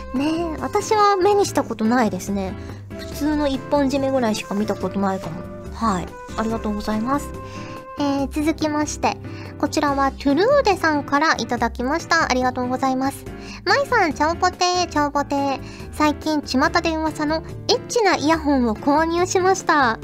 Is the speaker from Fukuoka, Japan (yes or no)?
yes; Fukuoka, Japan; now in Tokyo, Japan; 私言うて結構早いうちに上京したので、そんなにね、飲み会らしい、その上下関係のしっかりした飲みの席みたいなのに、あんまり福岡で行ったことがなくて